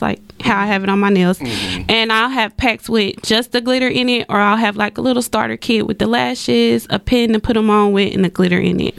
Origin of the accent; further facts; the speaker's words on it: Dallas, Texas, United States; also born or lived in Texarkana; I was born in Texarkana, but I was actually raised in Dallas